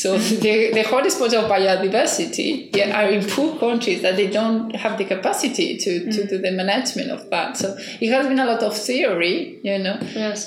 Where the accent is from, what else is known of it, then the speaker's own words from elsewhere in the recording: Barcelona, Catalonia, Spain; English is a second language; moved away as an adult; also born or lived in Cambridge; now in Maio, Cape Verde; I'm originally from Barcelona, from Spain